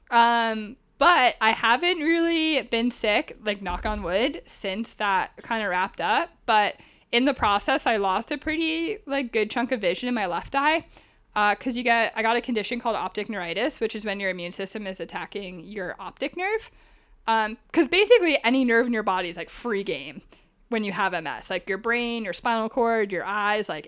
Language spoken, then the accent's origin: English; Northeast, United States; now in San Diego, United States; Like, I came from the Northeast, so I landed in San Diego with like an attitude problem